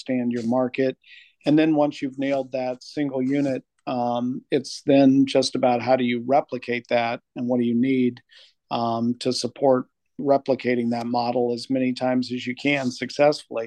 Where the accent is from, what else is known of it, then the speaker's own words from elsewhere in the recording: Albuquerque, New Mexico, United States; moved away as an adult; also born or lived in Bay Area, California / Michigan; I grew up in Albuquerque, New Mexico